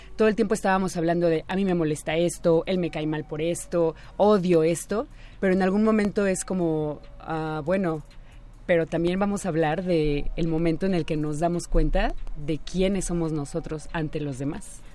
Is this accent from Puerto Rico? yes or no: no; Mexico; como sociedad mexicana